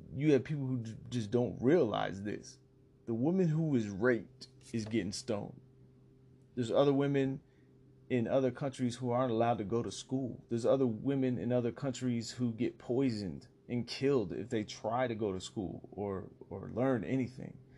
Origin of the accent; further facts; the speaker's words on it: United States; being an American